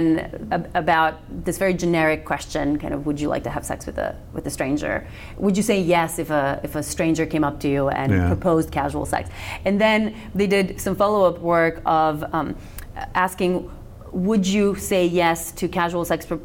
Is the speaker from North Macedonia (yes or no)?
yes; North Macedonia; first language Macedonian; English is a second language; moved away as an adult; I was born and raised in Macedonia